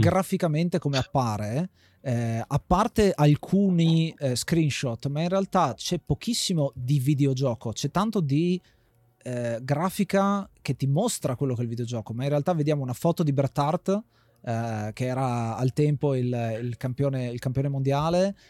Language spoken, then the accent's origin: Italian; Friuli-Venezia Giulia, Italy; moved away; quando eravamo a casa in Friuli, perché noi siamo friulani di origine